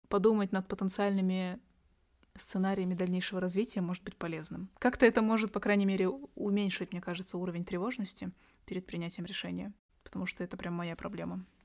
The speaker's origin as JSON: {"language": "Russian", "region": "Astana", "country": "Kazakhstan", "tie": "born or raised there", "said": "я сама девочка из столицы Казахстана, я из Астаны"}